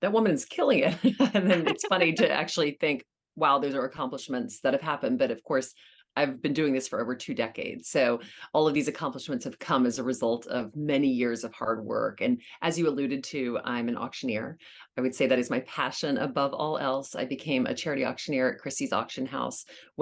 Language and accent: English; Louisiana, United States; now in New York City, United States; And I grew up in Louisiana